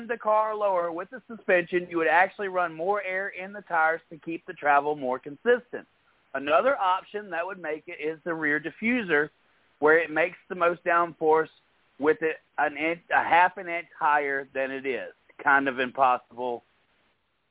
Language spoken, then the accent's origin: English; Mississippi, United States; I am from Mississippi